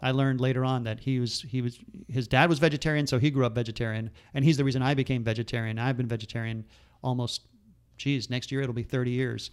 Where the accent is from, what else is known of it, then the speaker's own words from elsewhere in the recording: Miami, Florida, United States; we grew up in Miami